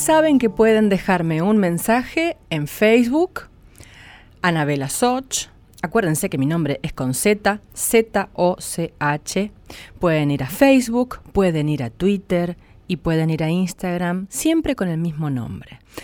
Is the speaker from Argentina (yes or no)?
yes; San Nicolás de los Arroyos, Buenos Aires Province, Argentina; San Nicolás de los Arroyos, de mi pueblo